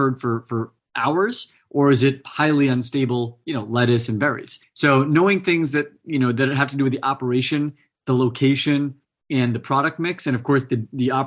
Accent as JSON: {"language": "English", "town": "Fresno", "region": "California", "country": "United States", "tie": "born or raised there", "said": "I grew up in the Central Valley in California in an ag town called Fresno"}